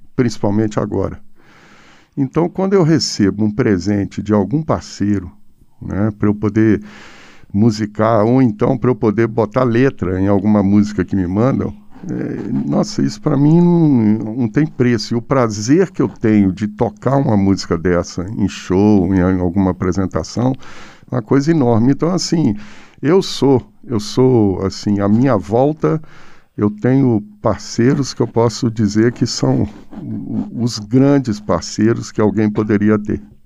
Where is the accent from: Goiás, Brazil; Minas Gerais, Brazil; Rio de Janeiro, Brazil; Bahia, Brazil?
Minas Gerais, Brazil; Pirapora; moved away; also born or lived in São Paulo; Eu nasci em Pirapora, norte de Minas Gerais